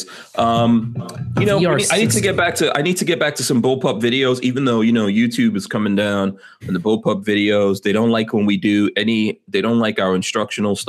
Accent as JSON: {"language": "English", "town": "New York City", "region": "New York", "country": "United States", "tie": "born or raised there", "also_born_or_lived": "New Jersey", "moved": "yes", "said": "I grew up in New York City"}